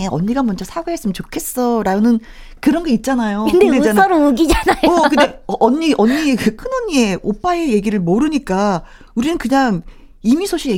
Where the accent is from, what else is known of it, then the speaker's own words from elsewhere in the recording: Seoul, South Korea; 요즘 바쁘시다고 해서 종종 내려가서 일을 돕고 있는데 저는 서울 토박이거든요.